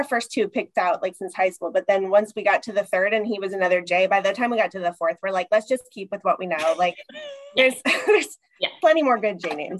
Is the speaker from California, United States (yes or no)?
no; Centreville, Virginia, United States; moved away as an adult; now in Dallas, United States; I am actually originally from Virginia. I come from Centerville, Virginia, which is a suburb of Washington, D.C. I grew up there. My dad was military, but he retired shortly after I was born. So we got there and I stayed there since I was two.